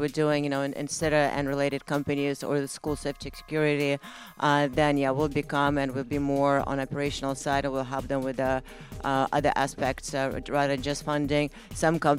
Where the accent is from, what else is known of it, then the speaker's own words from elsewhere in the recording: California, United States; I'm from California.